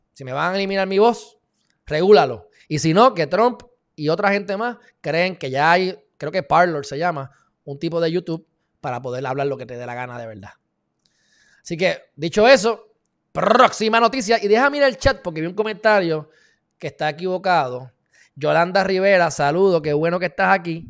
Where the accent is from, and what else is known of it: Puerto Rico